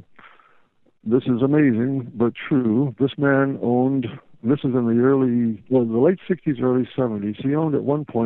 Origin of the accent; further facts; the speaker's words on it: High Point, North Carolina, United States; I grew up in High Point, North Carolina